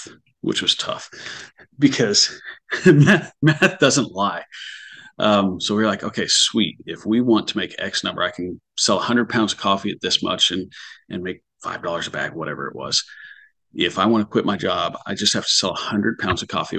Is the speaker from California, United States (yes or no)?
no; Bloomfield, Indiana, United States; also born or lived in Muncie, Indiana; now in Evansville, United States; We grew up near Bloomington, Indiana, Bloomfield